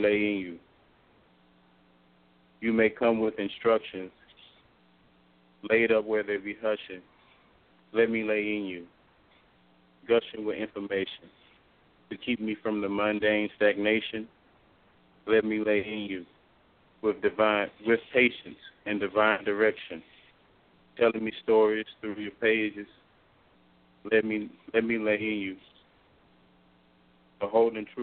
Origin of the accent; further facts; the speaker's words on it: New Orleans, Louisiana, United States; I'm from New Orleans, and I'm a poet